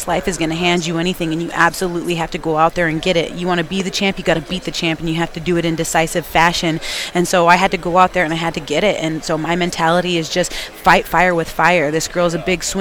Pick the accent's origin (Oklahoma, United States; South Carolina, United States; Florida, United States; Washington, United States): Washington, United States; We're both from Washington State